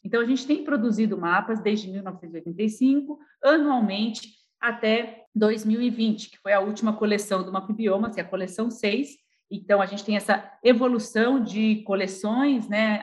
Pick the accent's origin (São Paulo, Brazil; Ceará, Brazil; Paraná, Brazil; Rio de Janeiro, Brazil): São Paulo, Brazil; São Carlos; lá de São Carlos, São Paulo, minha cidade natal